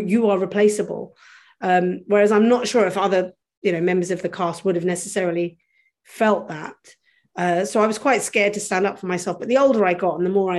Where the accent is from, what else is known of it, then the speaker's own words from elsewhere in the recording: London, United Kingdom; I grew up in London, which is considered one of the lands of opportunity